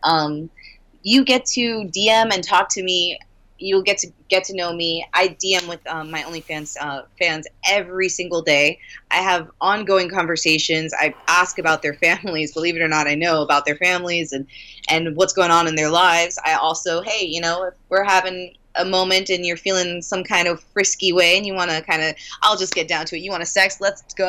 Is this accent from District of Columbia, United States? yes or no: no; Miami, Florida, United States; I'm from Miami